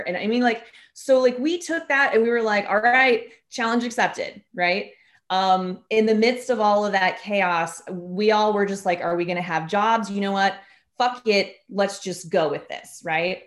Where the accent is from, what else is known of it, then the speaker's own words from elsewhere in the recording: Kansas City, Missouri, United States; I'm from Kansas City and I've lived in Kansas City most of my life